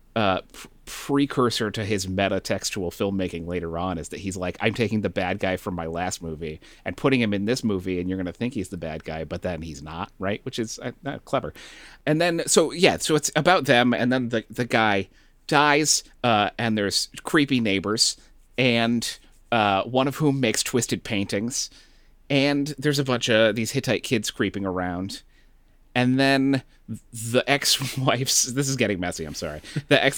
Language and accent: English; Northeast, United States; now in Texas, United States; growing up in the Northeast